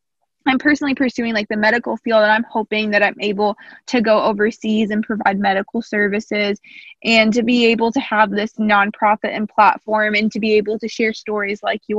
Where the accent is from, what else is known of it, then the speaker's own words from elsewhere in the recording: Indiana, United States; accent: American; I'm personally from Indiana, so there's not a lot of people that look like me here.